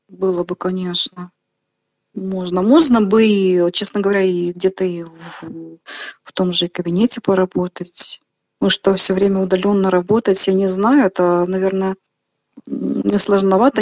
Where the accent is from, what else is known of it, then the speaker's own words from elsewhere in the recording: Belarus; also born or lived in Komsomolsk-on-Amur, Khabarovsk Krai, Russia / Grodno, Belarus; Первые несколько лет я прожил там, а потом уже переехал сюда, в Беларусь